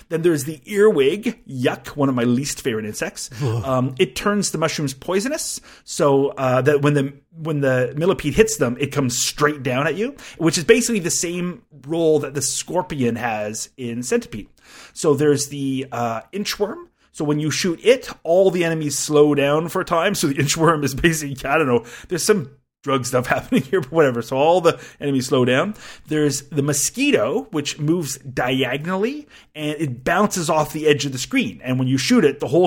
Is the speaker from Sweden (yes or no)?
no; Canada; I'm Canadian